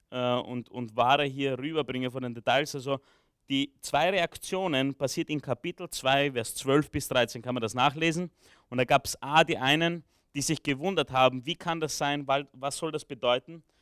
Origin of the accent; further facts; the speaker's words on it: Romania; born there; ich bin in Rumänien geboren, ich kann ein bisschen Rumänisch, ich habe Rumänisch äh, von zu Hause noch mitgelernt, ja, also ich habe zwar immer oft auf Deutsch zurückgesprochen